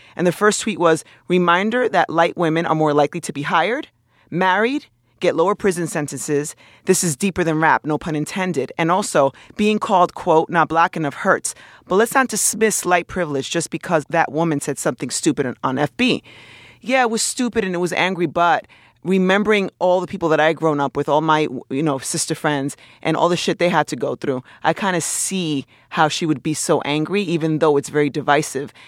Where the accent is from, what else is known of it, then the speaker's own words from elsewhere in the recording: New York City, New York, United States; also born or lived in Dominican Republic; raised in my hometown of New York City